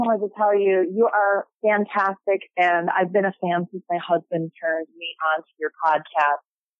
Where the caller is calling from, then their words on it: Chicago, Illinois, United States; I'm calling from Chicago today.